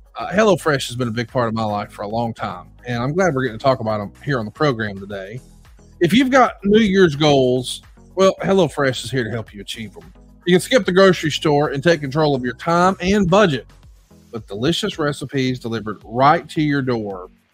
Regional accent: Alabama, United States; I'm from Alabama, so you can probably imagine I'm old school

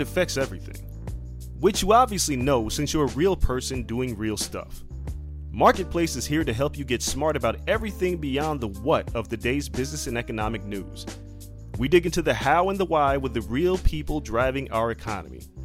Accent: Westchester, Illinois, United States; growing up in Westchester

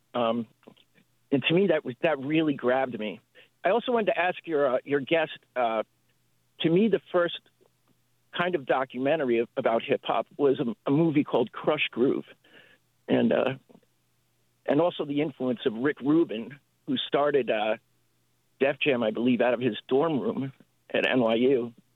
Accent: East Coast, United States; now in San Francisco, United States; I'm from the East Coast

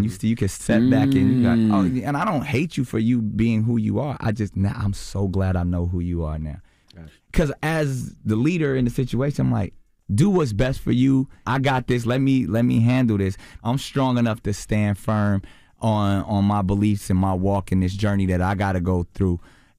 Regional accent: Charlotte, North Carolina, United States; I grew up in Charlotte part of my life. I know that life.

